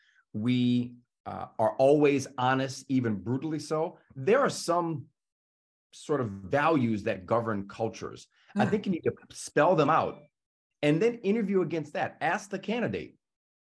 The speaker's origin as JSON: {"language": "English", "region": "the South", "country": "United States", "said": "I'm from the South"}